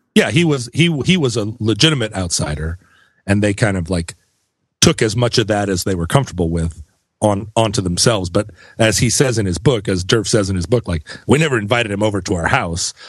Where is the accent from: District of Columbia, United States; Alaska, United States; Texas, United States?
Alaska, United States; Anchorage; growing up in Anchorage